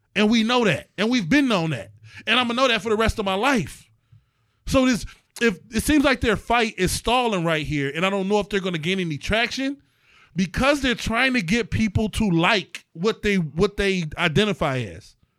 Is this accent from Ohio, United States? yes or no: yes; East Cleveland, Ohio, United States; I am from East Cleveland, Ohio